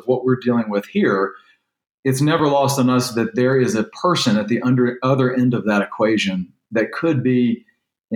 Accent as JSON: {"language": "English", "region": "Louisiana", "country": "United States", "tie": "born or raised there", "moved": "yes", "lives_now": "Texas, United States", "said": "I was born over the border in Louisiana, so it's hard for me to accept sometimes that my daughters are both Texans"}